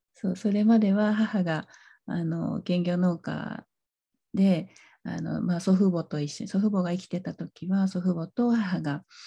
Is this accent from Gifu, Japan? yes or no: yes; Kaizu, Gifu, Japan; now in Karuizawa, Japan; もともとはですね岐阜県の